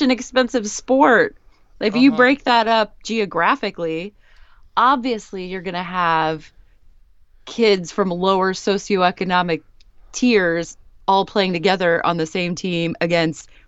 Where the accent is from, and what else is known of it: Indiana, United States; born or raised there; moved away